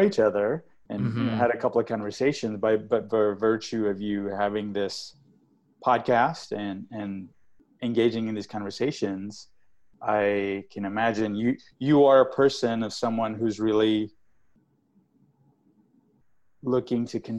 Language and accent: English; Australia; also born or lived in India / England, United Kingdom / United States; because I was born in India, but I grew up outside. I grew up in Australia, England, and the U.S.